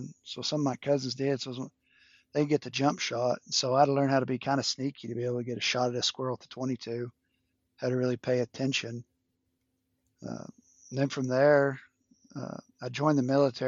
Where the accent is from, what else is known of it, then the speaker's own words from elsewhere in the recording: Umbarger, Texas, United States; moved away as an adult; also born or lived in California; I grew up outside of Amarillo in a small town called Umbarger, Texas